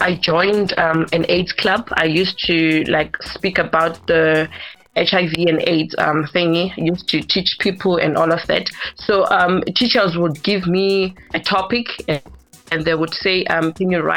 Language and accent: English; Tembisa, Gauteng, South Africa; also born or lived in Bulawayo, Zimbabwe; I grew up in Tembisa